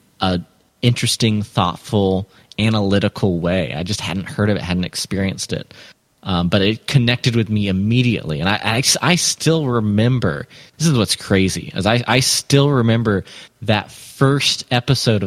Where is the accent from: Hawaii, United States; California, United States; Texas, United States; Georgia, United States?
Georgia, United States; Atlanta; I grew up partly in Atlanta